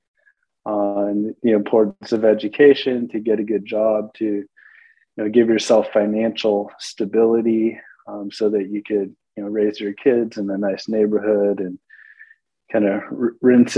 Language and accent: English; Carlsbad, California, United States; now in Florida, United States; I'm from Southern California. I spent most of my formative years in Carlsbad, which is in the north part of San Diego County